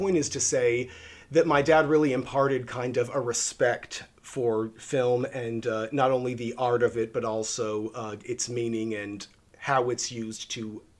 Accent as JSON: {"language": "English", "town": "Tulsa", "region": "Oklahoma", "country": "United States", "tie": "born or raised there", "moved": "yes", "lives_now": "Los Angeles, United States", "said": "I was born in Tulsa, Oklahoma to for Oklahomans, very progressive, kind of professional by day, bohemian thespian by night parents that were, you know, very, very involved in stage out there."}